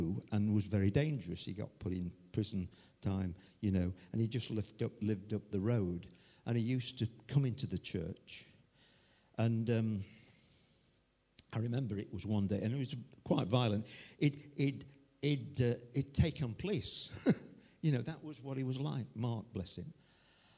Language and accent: English; Chesterfield, East Midlands, United Kingdom; I came from Chesterfield